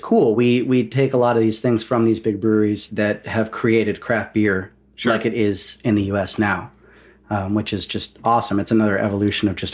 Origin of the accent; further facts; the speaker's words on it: Amarillo, Texas, United States; also born or lived in El Paso, Texas; I grew up, I was born in El Paso, right, and then I grew up in Amarillo